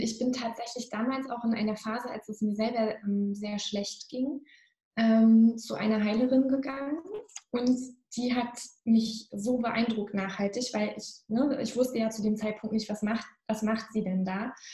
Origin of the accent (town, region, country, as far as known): Northern Germany, Germany